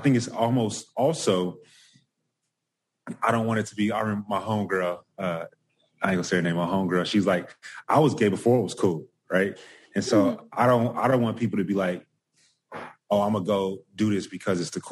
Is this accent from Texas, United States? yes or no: yes; Dallas, Texas, United States; now in Austin, United States; I'm from Dallas